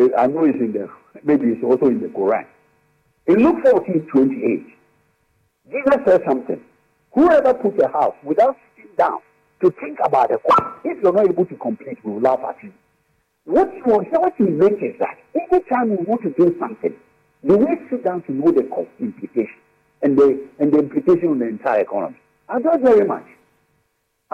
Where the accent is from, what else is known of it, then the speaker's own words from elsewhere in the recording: Ghana; being a Ghanaian